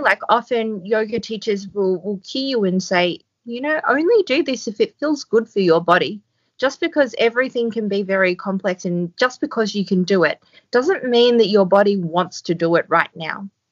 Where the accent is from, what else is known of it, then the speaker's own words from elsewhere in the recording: Australia; now in Port Macquarie, Australia; I'm Australian